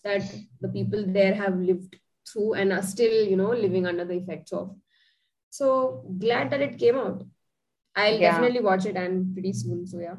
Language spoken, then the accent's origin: English; India